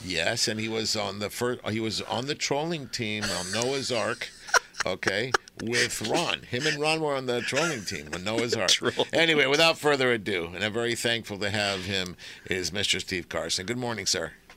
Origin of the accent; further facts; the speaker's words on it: Argentina; now in United States; I'm I'm from Argentina. I was born there